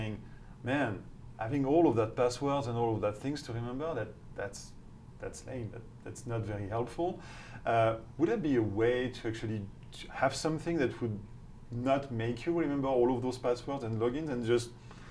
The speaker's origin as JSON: {"language": "English", "country": "France", "also_born_or_lived": "United Kingdom / Switzerland", "accent": "French", "second_language": "English", "moved": "as an adult", "said": "Starting with my accent, my outrageous accent, you can understand that I'm not from here, so I'm French"}